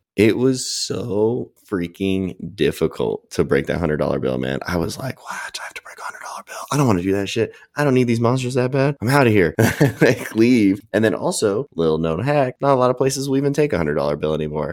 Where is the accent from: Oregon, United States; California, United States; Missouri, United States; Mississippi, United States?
California, United States; I'm from California